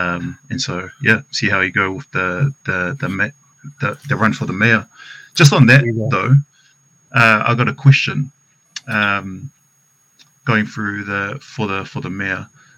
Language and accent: English; Auckland, New Zealand; growing up in Otara, where we used to grow up